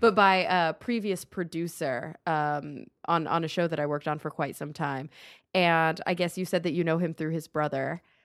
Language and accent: English; Dallas, Texas, United States; now in Los Angeles, United States; we grew up in Dallas